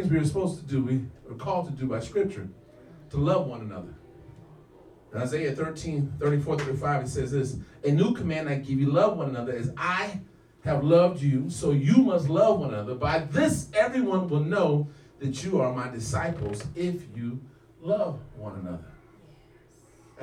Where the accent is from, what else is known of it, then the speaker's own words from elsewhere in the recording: Santa Monica, California, United States; I grew up in Santa Monica near the beach